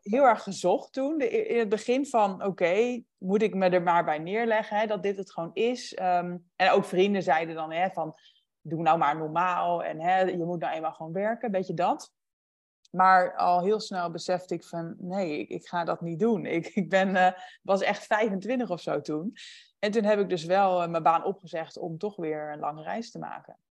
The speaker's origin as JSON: {"language": "Dutch", "town": "Huizen", "region": "North Holland", "country": "Netherlands", "tie": "born or raised there", "also_born_or_lived": "Amsterdam", "moved": "as an adult", "said": "mijn bijbaantje en mijn sport in huizen waar ik ben opgegroeid"}